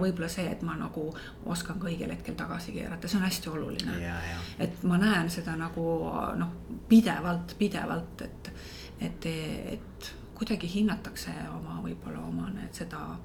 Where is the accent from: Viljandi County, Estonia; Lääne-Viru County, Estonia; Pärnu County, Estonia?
Lääne-Viru County, Estonia; Võsu; minu lapsepõlv möödus Võsul